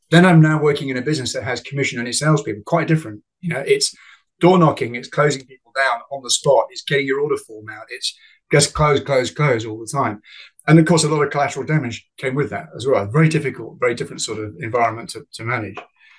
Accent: Northern Nigeria, Nigeria; I was brought up in Africa. My mother was a retired, at 21, ballet dancer with the Festival Ballet. My father was a peanut farmer in northern Nigeria. So I was brought up in the bush.

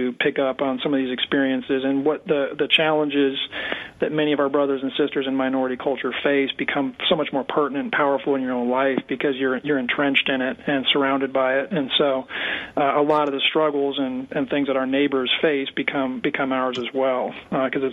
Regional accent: Colorado Springs, Colorado, United States; now in Birmingham, United States; I'm from Colorado Springs originally

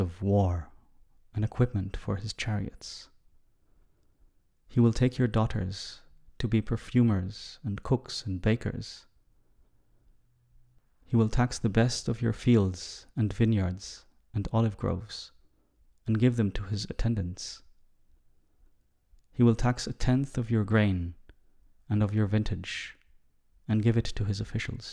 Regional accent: Israel; Growing up in Israel, even though I come from a relatively secular family

